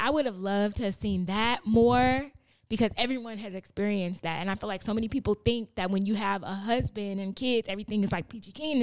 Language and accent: English; Chicago, Illinois, United States; now in Los Angeles, United States; I'm from, I grew up in Chatham, in Chicago